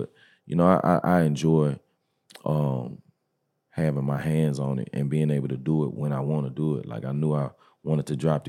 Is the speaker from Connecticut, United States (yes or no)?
yes; New Haven, Connecticut, United States; These niggas, I grew up in the Haven.